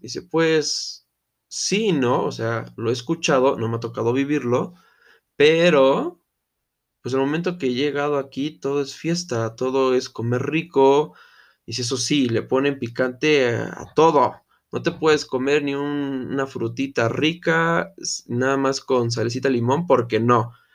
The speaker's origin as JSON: {"language": "Spanish", "country": "Mexico", "said": "soy mexicano"}